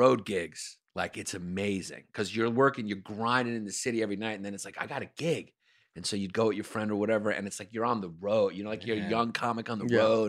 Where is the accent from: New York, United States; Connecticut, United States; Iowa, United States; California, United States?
New York, United States; I was from New York.